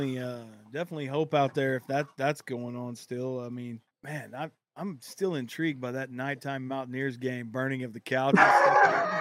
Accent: Oklahoma, United States; I'm from Oklahoma.

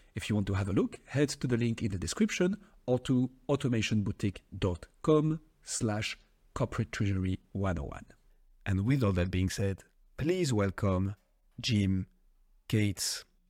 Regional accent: France; accent: French; English is a second language; my French accent

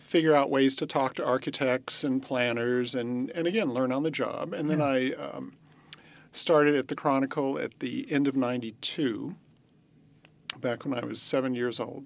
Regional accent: Walnut Creek, California, United States; I grew up in Walnut Creek

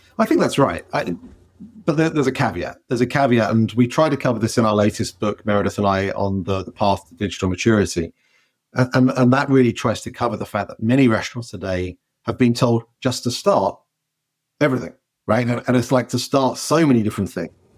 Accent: England, United Kingdom; moved away as an adult; now in United States; as soon as I go back to England

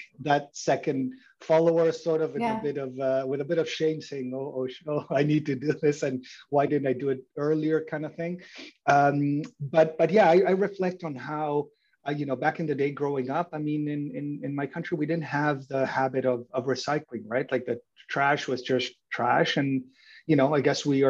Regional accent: Uruguay; moved away as an adult; also born or lived in Mexico / Germany; now in Canada; So I was born and raised in Uruguay, and I came to Canada to go to university.

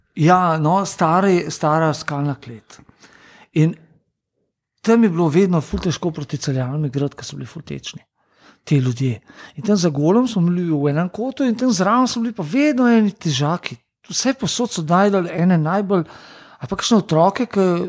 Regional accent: Ljubljana, Slovenia; prihajam iz Ljubljana

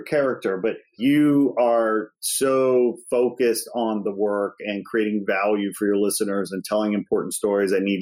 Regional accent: Midwest, United States; moved away as an adult; also born or lived in Chicago; now in Los Angeles, United States; I'm from the Midwest

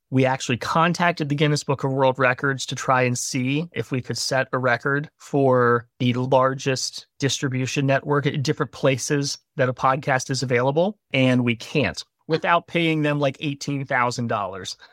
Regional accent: Gloucester, Virginia, United States; moved away as an adult; also born or lived in Tennessee; Originally from a really little town in Virginia called Gloucester

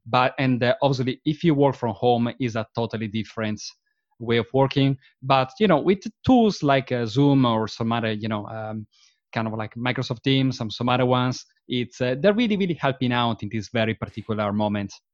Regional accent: Verona, Veneto, Italy; English is a second language; moved away as an adult; now in London, United Kingdom; I was born and bred in Verona, which is a, which is a very, very pretty small, uh, town in the, um, in the northeast region of, uh, Italy.

